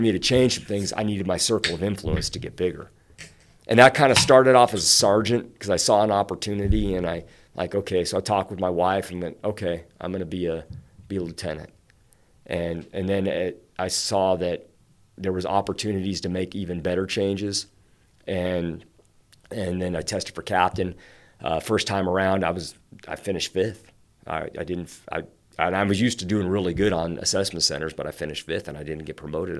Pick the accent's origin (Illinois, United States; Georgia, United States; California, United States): California, United States; Santee; moved away as an adult; now in Pocatello, United States; I grew up in East County, uh, Santee, Lakeside area.